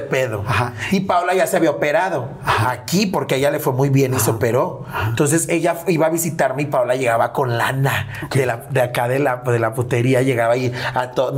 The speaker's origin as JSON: {"language": "Spanish", "town": "León", "region": "Guanajuato", "country": "Mexico"}